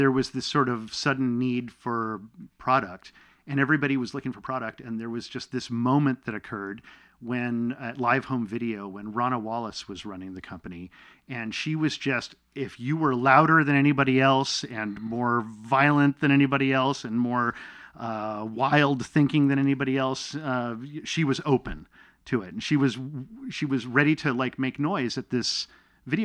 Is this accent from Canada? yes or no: yes; Canada; born there; And I was born in Canada, and so I have Canadian citizenship.